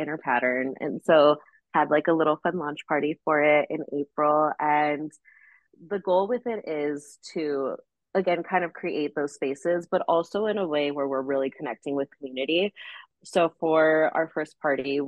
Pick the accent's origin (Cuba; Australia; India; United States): United States; Los Angeles, California; moved away; LA, my hometown